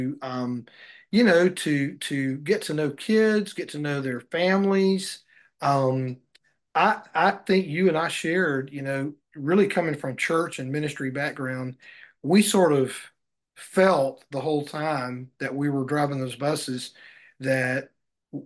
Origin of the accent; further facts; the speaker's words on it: Mississippi, United States; I grew up Baptist in the Mississippi area